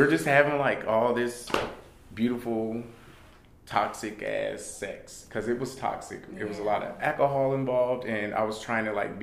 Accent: California, United States; We're from California

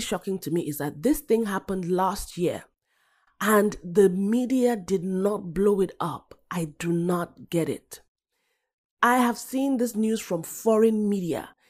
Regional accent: Nigeria; I'm African, I'm Nigerian

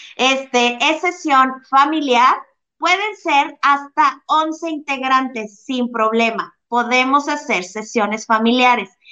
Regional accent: Mexico; soy latina mexicana muy chingona

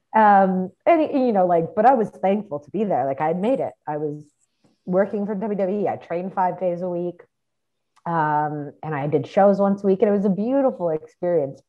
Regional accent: Toronto, Ontario, Canada; moved away as an adult; also born or lived in McDonough, Georgia; I grew up in Toronto

